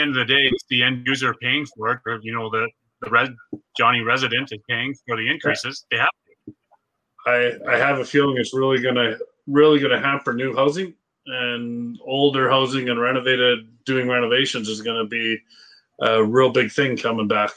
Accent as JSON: {"language": "English", "town": "Edson", "region": "Alberta", "country": "Canada", "tie": "born or raised there", "said": "I grew up in Edson"}